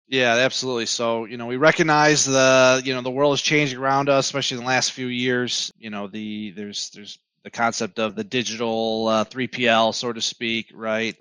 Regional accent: Southeast Michigan, United States; born and raised in Southeast Michigan

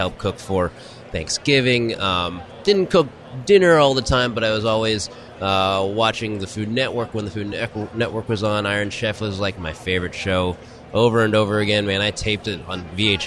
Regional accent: Houston, Texas, United States; I'm originally from Houston

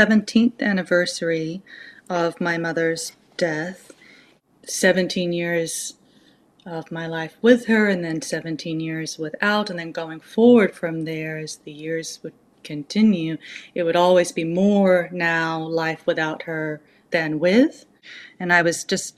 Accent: Auckland, New Zealand; I grew up in Auckland, which is a very rainy place.

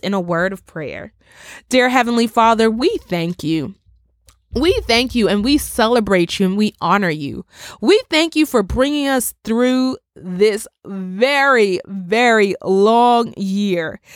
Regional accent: Bermuda; my island, my home country of Bermuda, where we are still under curfew regulations

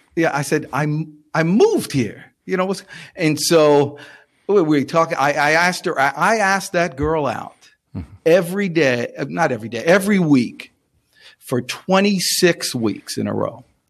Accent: New Jersey, United States; I'm from New Jersey.

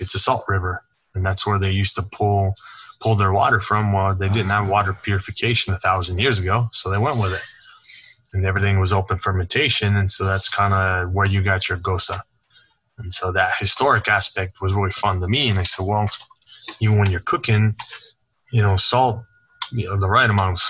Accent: South Tucson, Arizona, United States; also born or lived in Hawaii; growing up in South Tucson

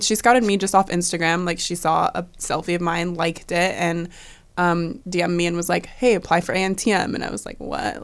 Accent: Washington, United States; moved away; growing up in Washington

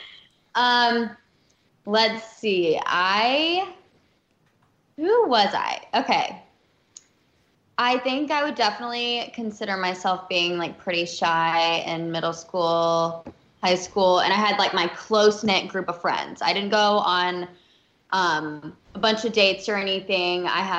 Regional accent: Alabama, United States; I'm from Alabama, so I was always just kind of like, you know, I'd only seen like the South really, and not done a bunch of traveling.

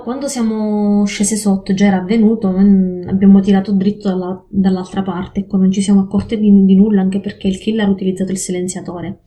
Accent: province of Catania, Sicily, Italy; moved away as an adult; also born or lived in Forlì, Italy; now in Mitrovica, Kosovo; Vivo in questo momento a Kosovska Mitrovica, quindi nel mm-hmm. nord del, del Kosovo, ma vengo dalla Sicilia, provincia di Catania

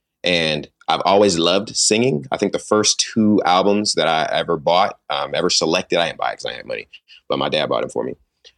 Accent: Sacramento, California, United States; also born or lived in San Jose / New York; Sacramento, California. Yes, sir. I was born in San Jose, California. I actually lived in New York the first 10 years of my life as well.

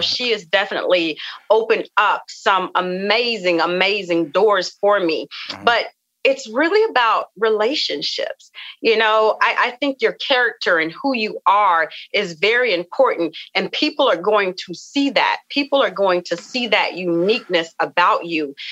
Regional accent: the South, United States; I come from the South and we come from you know a family of just rich cooking rich foods

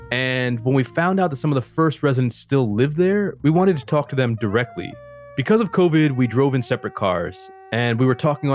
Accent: Cary, North Carolina, United States; now in Durham, United States; I've actually been in Durham since around 2010, and you know, I grew up down the road in the suburbs for a big chunk of my life. My parents are in Cary.

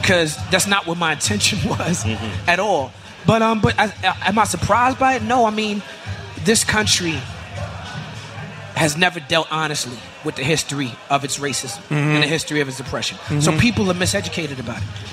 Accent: New York City, New York, United States; growing up in Brooklyn

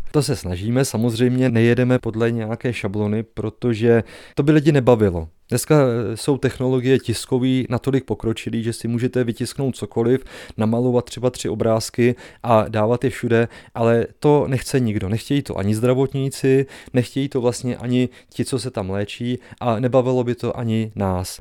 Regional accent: Slatiňany, Pardubice Region, Czechia; also born or lived in Hradec Králové / Prague; jsem vyrůstal ve Slatíňanech

